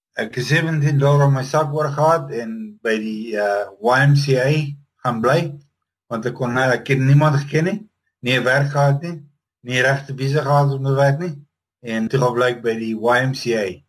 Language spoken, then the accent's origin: Afrikaans; Roodepoort, Gauteng, South Africa; moved away as an adult; also born or lived in Paarl area (garbled 'Paarlborg'); now in United States; Ek sê ek het in Paarlborg groot geword, maar eintlik in Johannesburg, Roodepoort area.